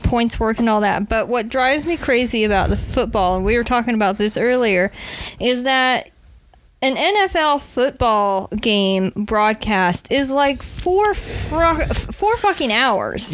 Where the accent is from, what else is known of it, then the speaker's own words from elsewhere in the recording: Nebraska, United States; moved away; the Red Green Show was aired on our PBS station back in my hometown, Nebraska